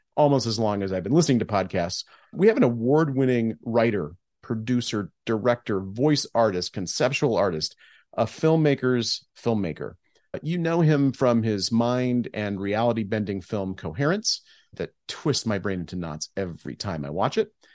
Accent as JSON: {"language": "English", "town": "Geneseo", "region": "Illinois", "country": "United States", "tie": "born or raised there", "said": "Geneseo is my hometown"}